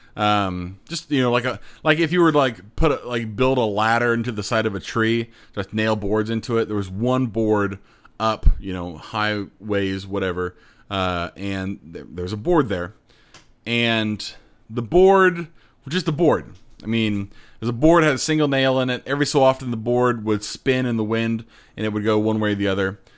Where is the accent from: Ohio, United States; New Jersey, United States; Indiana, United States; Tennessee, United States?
Indiana, United States; Plainfield; I grew up in Plainfield uh, on the west side of Indianapolis near the airport.